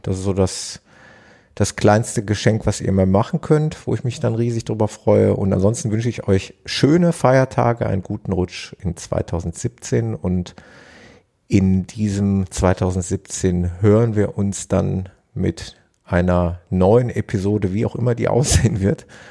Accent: Ruhr area, North Rhine-Westphalia, Germany; hier bei uns im Ruhrgebiet

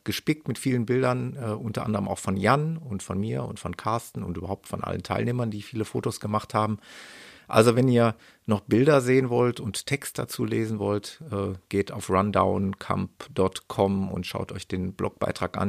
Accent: Ruhr area, North Rhine-Westphalia, Germany; im Ruhrpott äh, nahe meiner Heimat

